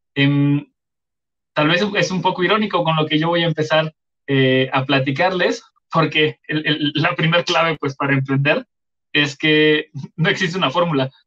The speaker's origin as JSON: {"language": "Spanish", "region": "Chiapas", "country": "Mexico", "said": "yo soy de Chiapas"}